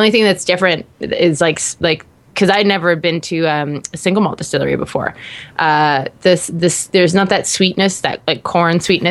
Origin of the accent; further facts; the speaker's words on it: Canada; I'm from Canada